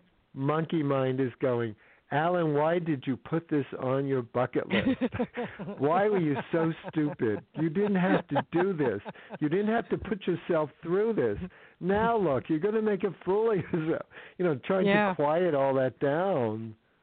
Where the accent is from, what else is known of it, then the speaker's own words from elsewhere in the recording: California, United States; I'm from California